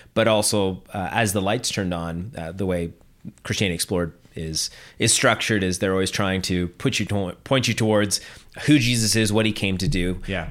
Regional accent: Ottawa, Ontario, Canada; moved away as an adult; also born or lived in Toronto; now in Halifax, Canada; growing up in Ottawa

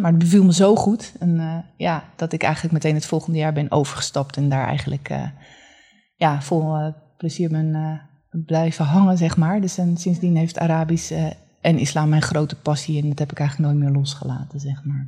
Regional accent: Haarlem, North Holland, Netherlands; also born or lived in Leiden; ben geboren en getogen in Haarlem

